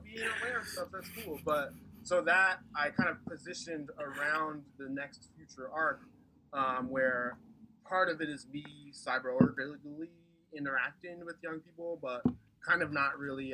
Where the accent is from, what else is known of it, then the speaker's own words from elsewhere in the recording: East Coast, United States; moved away as an adult; now in Portland, United States; I am from the East Coast, so like came out here for school